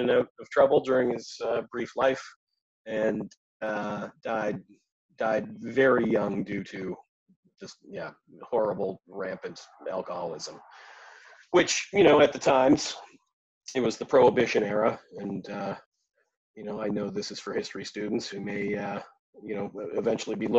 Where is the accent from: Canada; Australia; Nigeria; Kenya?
Canada; I'm a Canadian cartoonist.